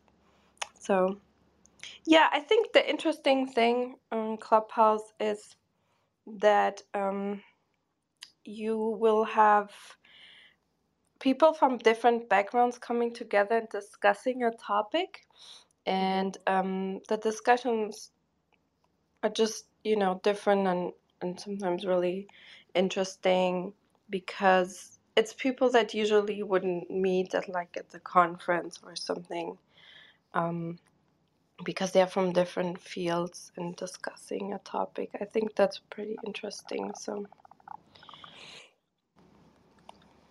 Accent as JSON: {"language": "English", "country": "Germany", "tie": "born or raised there", "also_born_or_lived": "Portugal", "second_language": "English", "said": "I grew up in Germany"}